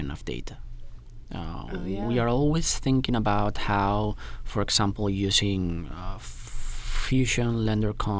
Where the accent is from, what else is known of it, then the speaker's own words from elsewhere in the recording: Spain; moved away as an adult; now in London, United Kingdom; originally I'm from Spain